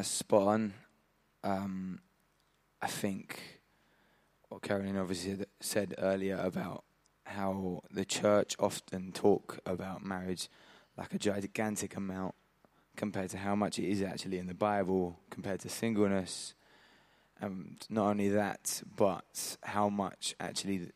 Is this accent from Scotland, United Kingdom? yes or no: no; London, United Kingdom; moved away as an adult; now in Hastings, United Kingdom; I'm from the East End of London